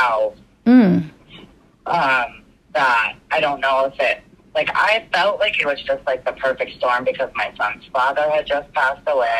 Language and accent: English; West Palm Beach, Florida, United States; moved away as an adult; also born or lived in Kansas / Kingsland, Georgia; now in Connecticut, United States; I was born in Florida. Okay. I lived in West Palm Beach until I was like 20. Then I lived in Kansas for like a year, and then moved to Connecticut. So I've been in, and I actually lived in Kingsland, Georgia for a couple years.